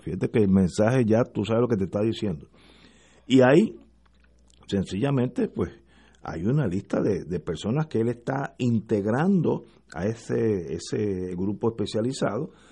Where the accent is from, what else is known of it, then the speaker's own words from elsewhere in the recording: Puerto Rico; los puertorriqueños estamos llamando allí